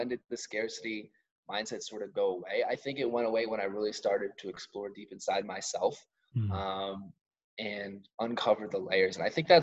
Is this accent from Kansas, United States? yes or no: no; suburbs north of New York City, United States; Like the suburbs, a little bit north of New York. Some people like to call us upstate, even though I could walk to the city